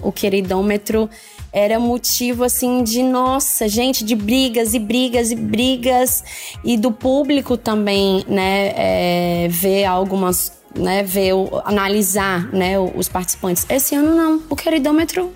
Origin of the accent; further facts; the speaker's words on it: Fortaleza, Ceará, Brazil; sou de Fortaleza